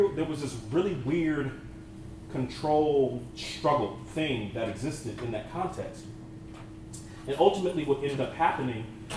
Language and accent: English; Northern California, United States; also born or lived in Abilene, Texas; I was hired at the congregation that I grew up in Northern California